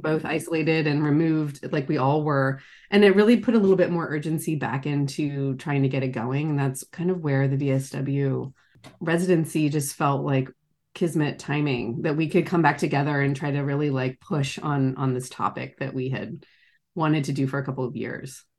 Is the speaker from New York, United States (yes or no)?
no; Charleston, South Carolina, United States; now in San Francisco Bay Area, United States; I grew up in Charleston, South Carolina, and I now live in the San Francisco Bay Area